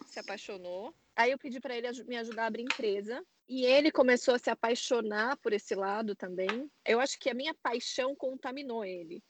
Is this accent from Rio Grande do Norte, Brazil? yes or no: no; São Paulo, Brazil; moved away as an adult; now in San Francisco, United States; eu sou de São Paulo